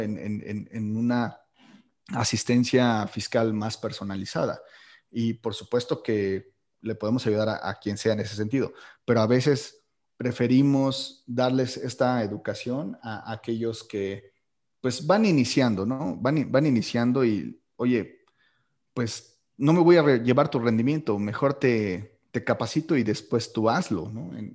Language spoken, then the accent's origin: Spanish; Mexico; como buenos mexicanos